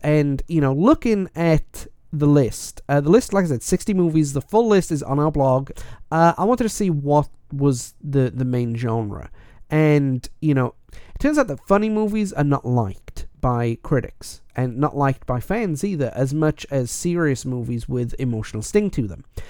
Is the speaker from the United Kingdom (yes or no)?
yes; Wales, United Kingdom; being Welsh